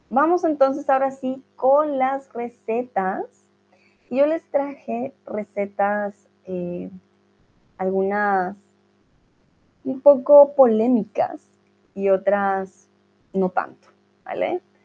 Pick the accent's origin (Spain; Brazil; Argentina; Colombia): Colombia; Es una comida muy común en mi país